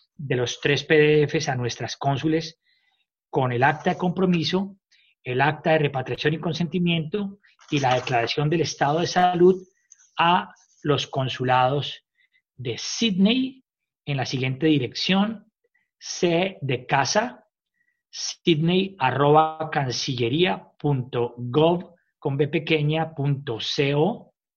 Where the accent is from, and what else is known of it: Colombia; now in Australia